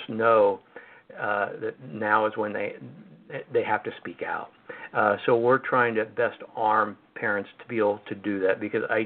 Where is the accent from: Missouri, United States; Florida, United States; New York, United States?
Missouri, United States; moved away; also born or lived in Washington DC; Missouri, my home state